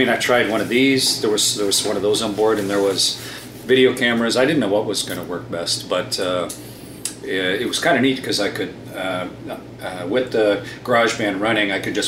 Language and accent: English; Sarnia, Ontario, Canada; I was born in Sarnia, and then my folks moved to a farm when I was about eight or seven or eight, and so I grew up on a corn farm